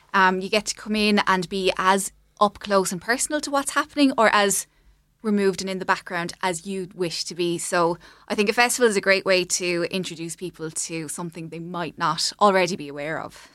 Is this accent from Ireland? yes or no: yes; Clonmel, Munster, Ireland; moved away as an adult; we're both from Clonmel area and lived away and moved back kind of around twenty twenty. Um, so we'd have kind of grown up going to events in Raheen House